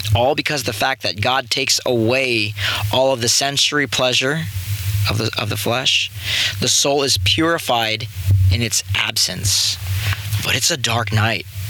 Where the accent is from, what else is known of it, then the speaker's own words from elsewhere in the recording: San Clemente, California, United States; I grew up in San Clemente, California, surf little surf town